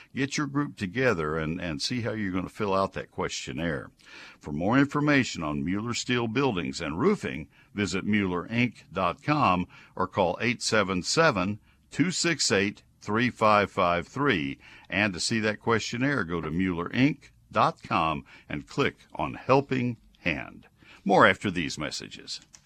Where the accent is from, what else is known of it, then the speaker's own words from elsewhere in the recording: College Station, Texas, United States; College Station, my hometown, my other hometown where I grew up.